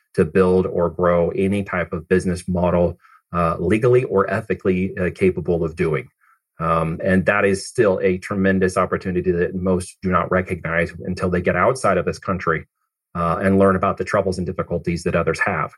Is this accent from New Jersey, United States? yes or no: no; Oregon, United States; also born or lived in Missouri; I actually came from Missouri, uh, but I ended up in Oregon and grew up there